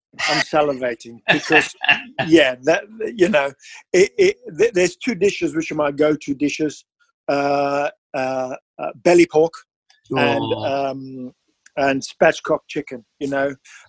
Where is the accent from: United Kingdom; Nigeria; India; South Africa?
South Africa; Being South African, we love barbecue.